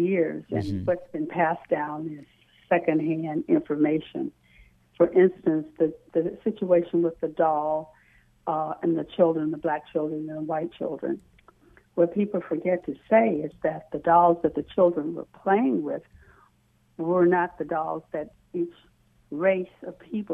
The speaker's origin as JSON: {"language": "English", "region": "the South", "country": "United States", "tie": "born or raised there", "said": "I grew up in the South"}